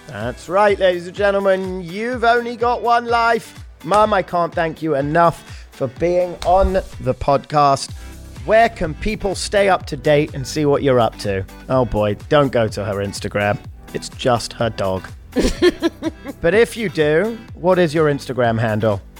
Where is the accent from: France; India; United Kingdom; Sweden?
United Kingdom; London; We're both obviously from London, born and raised.